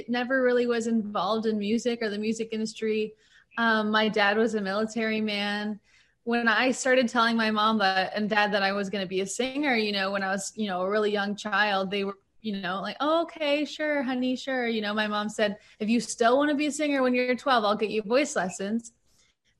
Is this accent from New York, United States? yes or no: no; Pensacola Beach, Florida, United States; now in Nashville, United States; I grew up in Pensacola Beach, Florida